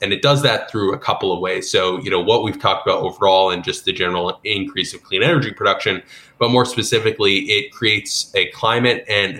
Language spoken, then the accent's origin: English; Texas, United States; like my home state of Texas, Oklahoma, and others.